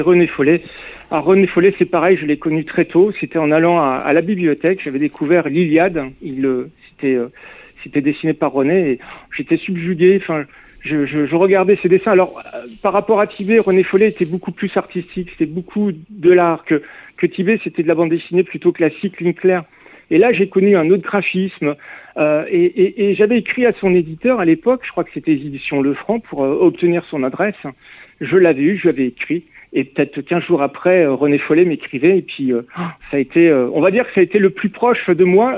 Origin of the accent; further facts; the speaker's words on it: Reims, Grand Est, France; now in Saint-Malo, France; quand je rentrais chez moi à Reims